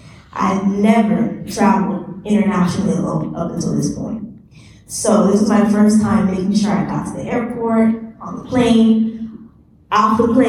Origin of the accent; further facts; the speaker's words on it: Nigeria; And I'm Nigerian, so I was very excited to see this.